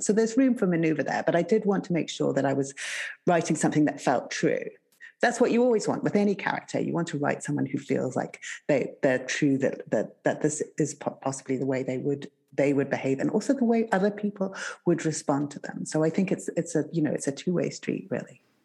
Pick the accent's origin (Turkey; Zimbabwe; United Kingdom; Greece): Zimbabwe; moved away; I grew up in Zimbabwe